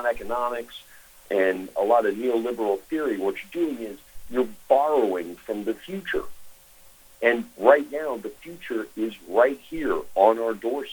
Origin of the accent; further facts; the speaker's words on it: Arkansas, United States; When I was a young man growing up in Arkansas